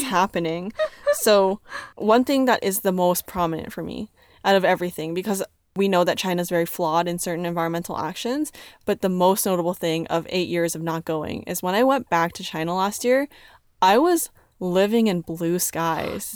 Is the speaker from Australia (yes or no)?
no; Canada; I'm from Canada. I can speak English